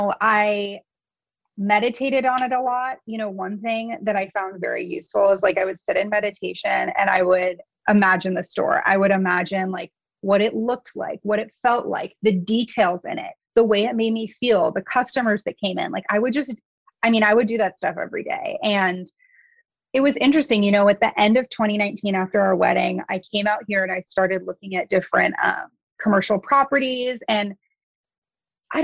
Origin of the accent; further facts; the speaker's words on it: San Francisco Bay Area, California, United States; moved away as an adult; now in Kauai, United States; growing up in the San Francisco Bay Area